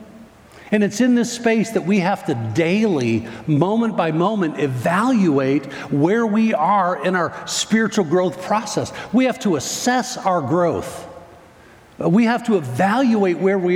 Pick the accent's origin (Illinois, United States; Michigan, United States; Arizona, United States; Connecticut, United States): Illinois, United States; Northern; moved away; I grew up in Northern Illinois